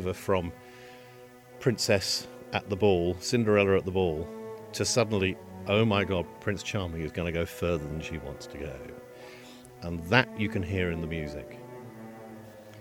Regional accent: United Kingdom; I am a British composer and writer and broadcaster

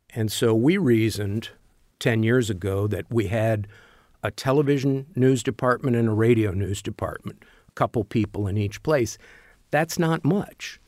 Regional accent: Louisville, Kentucky, United States; moved away as an adult; now in Bloomington, United States; I grew up in Louisville

